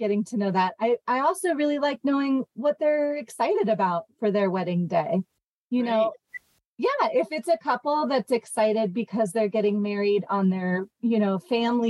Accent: Jackson Hole, Wyoming, United States; also born or lived in Montana; I grew up in Montana and Wyoming. I was actually born in Jackson Hole and lived there until I was about 10

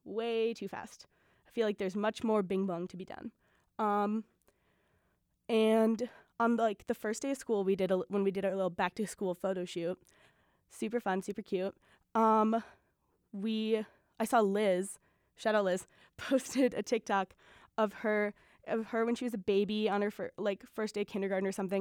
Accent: Milwaukee, Wisconsin, United States; Born and raised in Milwaukee

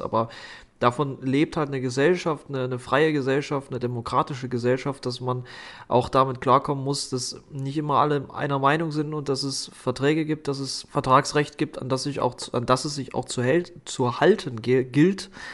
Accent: Thuringia, Germany; als Thüringer

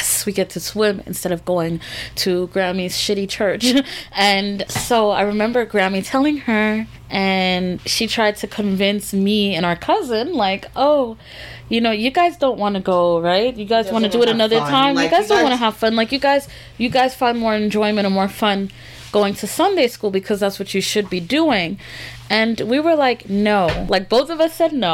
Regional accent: Florida, United States; moved away as an adult; I grew up here in the South in Florida.

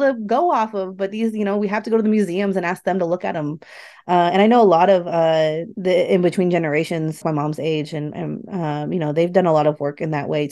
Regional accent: Sacramento, California, United States; I grew up in Sacramento

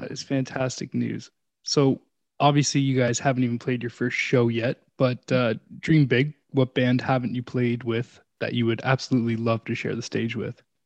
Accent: Canada; we're all Canucks, we're all Canadian here

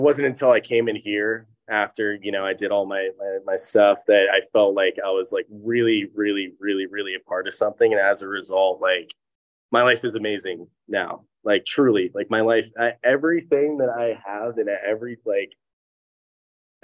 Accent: Laguna Niguel, California, United States; also born or lived in Upland, California / Jacksonville, Florida; I actually grew up here

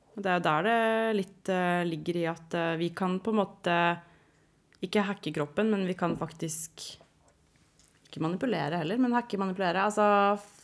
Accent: Asker, Akershus, Norway; jeg er fra Asker

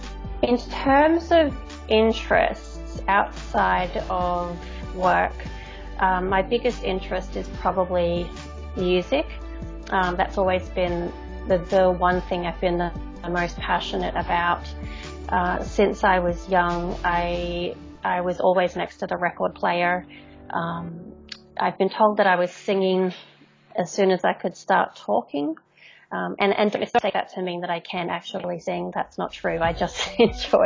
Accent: Brisbane, Queensland, Australia; I am from Brisbane, Queensland, in Australia, so over on the east coast of Australia.

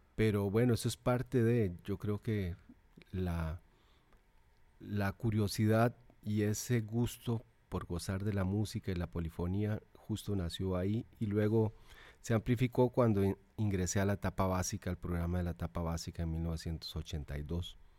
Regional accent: Naranjo, Alajuela, Costa Rica; also born or lived in Zarcero; en realidad soy de Naranjo, Llano Bonito, que es el pueblo donde nací, pertenece al cantón de Naranjo, pero queda más cerca de Zarcero, de Naranjo. Queda 20 kilómetros de Naranjo y 5 de Zarcero. Por lo tanto, fui al colegio de Zarcero.

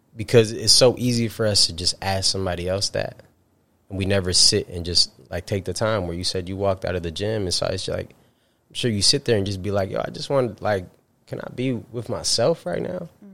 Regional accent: upstate New York, United States; from upstate New York. Very proudly would say upstate New York

